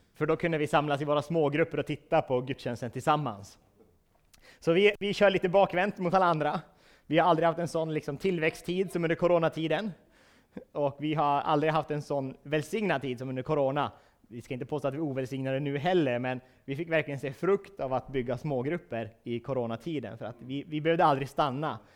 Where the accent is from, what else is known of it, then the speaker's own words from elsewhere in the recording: Vilhelmina, Västerbotten County, Sweden; jag är från Vilhelmina